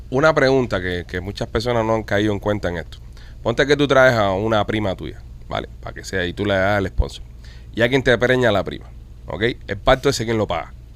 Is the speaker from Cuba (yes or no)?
yes; Cuba; somos latinos y somos cubanos